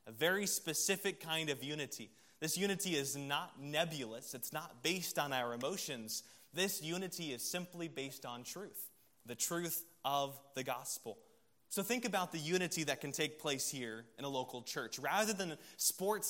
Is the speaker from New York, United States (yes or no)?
no; Columbia, South Carolina, United States; I was from Columbia, South Carolina, so growing up there, I'm a South Carolina Gamecocks fan